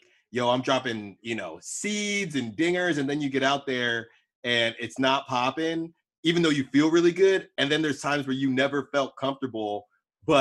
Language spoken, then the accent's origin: English; Bay Area, California, United States; moved away as an adult; also born or lived in Philadelphia; I obviously went to Temple, but I'm from the Bay Area